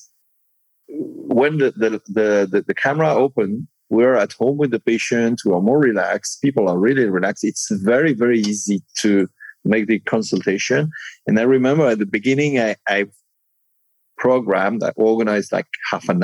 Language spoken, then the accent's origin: English; Monaco; also born or lived in Nice, France / Cannes, France; I was born in Monaco